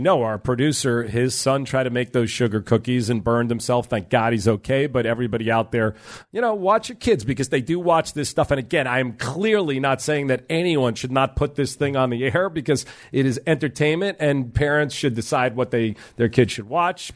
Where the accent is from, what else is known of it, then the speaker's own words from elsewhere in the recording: New York, United States; I'm a New Yorker, so and I'm a Jew